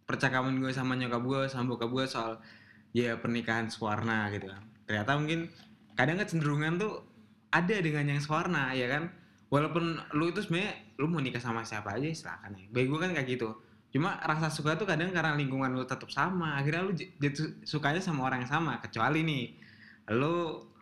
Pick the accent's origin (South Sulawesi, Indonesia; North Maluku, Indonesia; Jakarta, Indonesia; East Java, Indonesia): East Java, Indonesia; Jawa Timur gua.